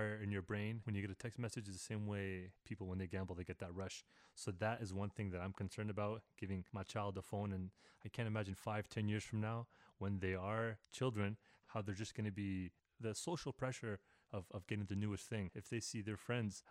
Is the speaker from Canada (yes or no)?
yes; Canada; I'm from Canada